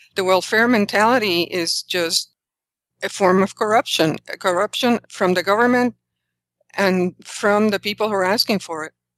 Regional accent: Puerto Rico; moved away as an adult; when I was growing up in Puerto Rico, it was in the nineteen sixties

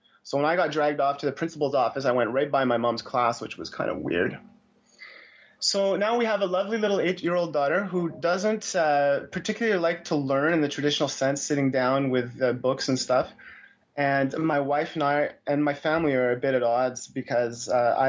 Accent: Montreal, Quebec, Canada; I'm from Montreal, so both my wife and daughter are more or less French

